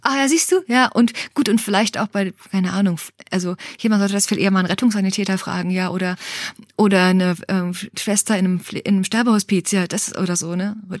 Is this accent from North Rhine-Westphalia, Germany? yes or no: no; Berlin, Germany; ich bin in Berlin aufgewachsen, Ostberlin, in diesem liberalsten Ort der Welt